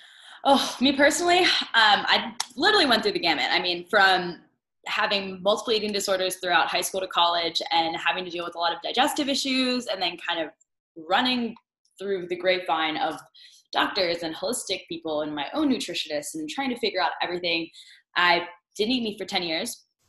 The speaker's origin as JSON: {"language": "English", "region": "Northern Virginia", "country": "United States", "tie": "born or raised there", "moved": "as an adult", "said": "I'm originally from the East Coast. I grew up outside of DC in Northern Virginia"}